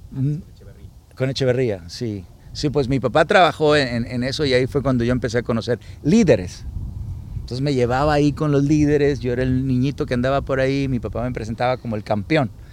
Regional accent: Sinaloa, Mexico; moved away as an adult; now in United States; Yo crecí en Sinaloa

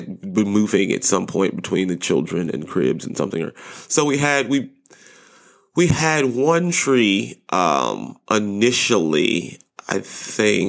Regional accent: Southern California, United States; I grew up in Southern California.

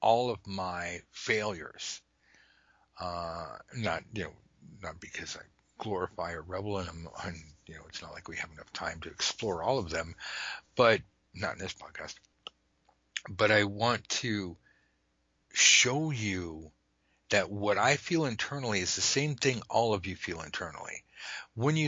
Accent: United States; I say that as an American

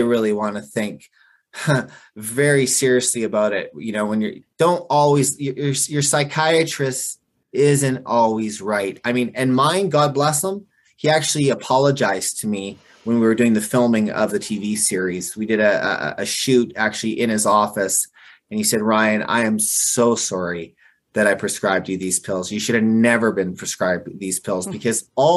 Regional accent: Canada; I am a Canadian

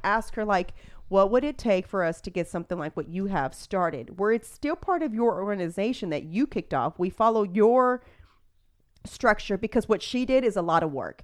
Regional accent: Houston, Texas, United States; I am from Spring Branch

